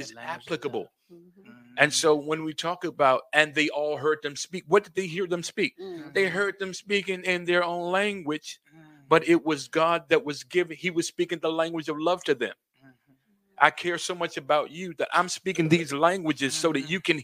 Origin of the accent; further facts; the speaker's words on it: Prince George County, Virginia, United States; moved away as an adult; also born or lived in Maryland; I'm a country boy. I grew up in Prince George County, Virginia, not Prince George's. I moved to Maryland and was there for 20 years